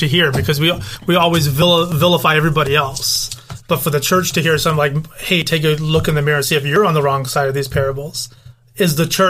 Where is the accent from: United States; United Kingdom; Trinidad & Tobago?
United Kingdom; moved away; I'm British.